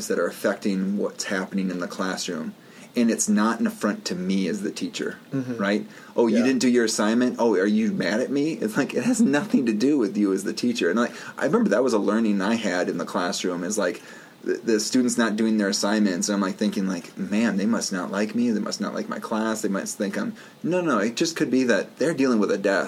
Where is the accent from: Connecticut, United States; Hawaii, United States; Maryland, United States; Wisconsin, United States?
Wisconsin, United States; also born or lived in Black River Falls, Wisconsin; I grew up in Wisconsin, and you know, some of my life was in Black Earth Falls, Wisconsin